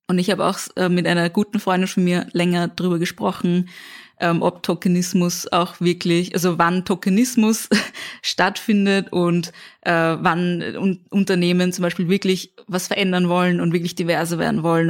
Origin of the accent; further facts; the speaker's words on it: Vienna, Austria; ich komme aus dem 17. Bezirk